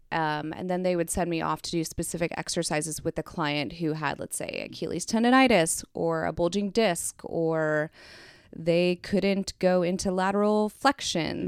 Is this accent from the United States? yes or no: yes; Kansas City, United States; moved away as an adult; also born or lived in Philadelphia; I am from Kansas City